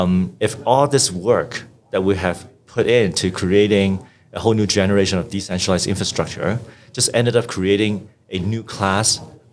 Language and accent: English; Hong Kong; also born or lived in Vancouver, Canada; So I grew up in Hong Kong and Vancouver and studied electrical engineering and computer science at UBC in Vancouver.